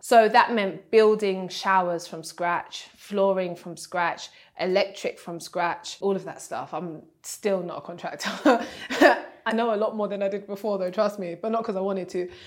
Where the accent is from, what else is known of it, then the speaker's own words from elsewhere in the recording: Nigeria; I'm Nigerian